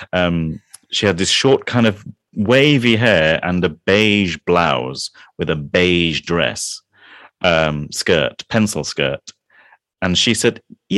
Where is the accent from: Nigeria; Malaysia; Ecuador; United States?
Malaysia; Kuala Lumpur; now in England; I grew up in Malaysia, in Kuala Lumpur, in Malaysia.